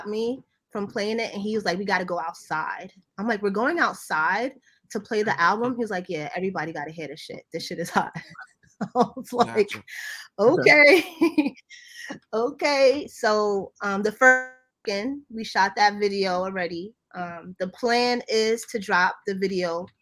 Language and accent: English; Jamaica; I'm Jamaican